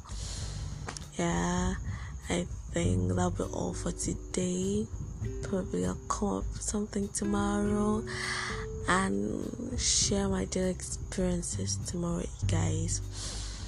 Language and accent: English; Nigeria; I'm a Nigerian and I'm a student of University of Calabar.